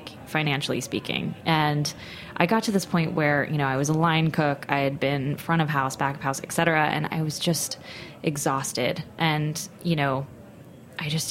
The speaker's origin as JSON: {"language": "English", "town": "Austin", "region": "Texas", "country": "United States", "said": "I'm from Texas, from Austin, and a fellow Austinite"}